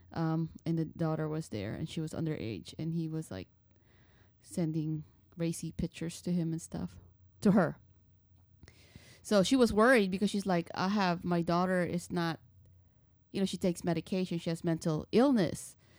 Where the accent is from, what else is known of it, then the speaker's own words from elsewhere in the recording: United States; I am Filipino, but I consider myself Filipino American because I grew up in America